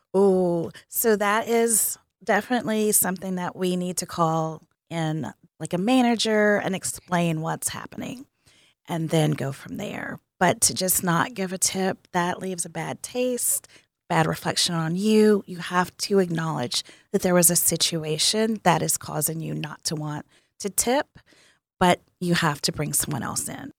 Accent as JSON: {"language": "English", "region": "Tennessee", "country": "United States", "moved": "yes", "said": "I am from Tennessee"}